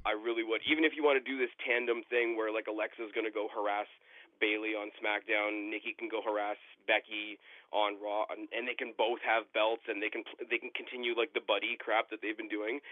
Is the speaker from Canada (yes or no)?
yes; Canada; I am Canadian